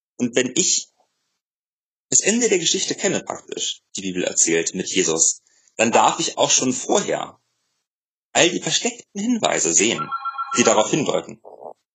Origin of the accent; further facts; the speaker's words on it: Germany; wir als Deutsche